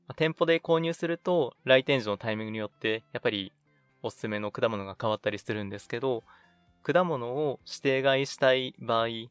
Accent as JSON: {"language": "Japanese", "region": "Nagano", "country": "Japan", "tie": "born or raised there", "moved": "yes", "said": "長野県地元に帰ってまいりまして"}